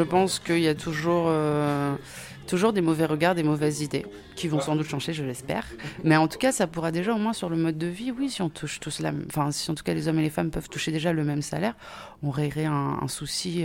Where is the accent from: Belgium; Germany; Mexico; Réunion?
Réunion; je suis née à La Réunion